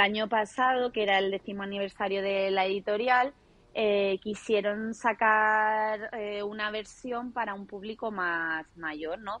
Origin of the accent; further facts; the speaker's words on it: Málaga, Andalusia, Spain; soy malagueña, vivo aquí en Málaga